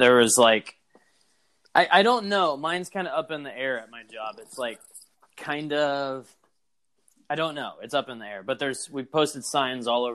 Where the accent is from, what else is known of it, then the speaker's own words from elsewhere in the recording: United States; I'm an American